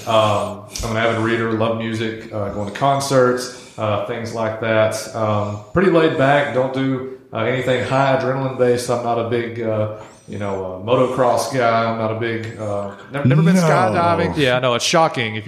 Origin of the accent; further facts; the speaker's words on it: Russellville, Alabama, United States; moved away as an adult; now in Mobile, United States; I hail from Northwest Alabama, a little town called Russellville